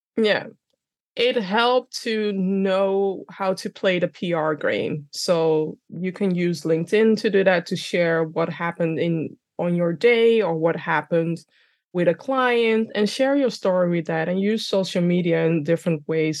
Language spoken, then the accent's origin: English; Amsterdam, North Holland, Netherlands; accent: Dunglish; English is a second language; I'm born and raised in the Netherlands, by the way, in Amsterdam.